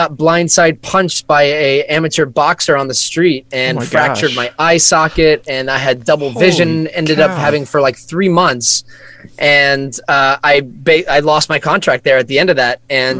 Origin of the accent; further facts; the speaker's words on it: Scotland, United Kingdom; moved away; also born or lived in Texas; we were all born in Scotland, actually. So, mom Scottish, dad English, moved to Scotland, all the kids born in Scotland, dad was in oil, and then we moved to Texas